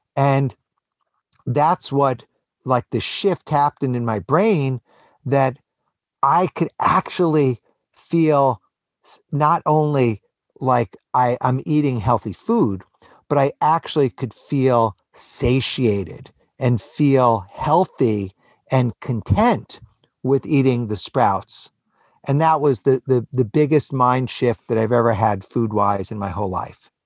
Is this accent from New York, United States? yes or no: yes; New York City, New York, United States; I was born and raised in New York City.